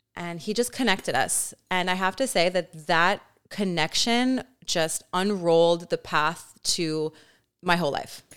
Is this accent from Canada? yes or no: yes; Canada; I'm also Canadian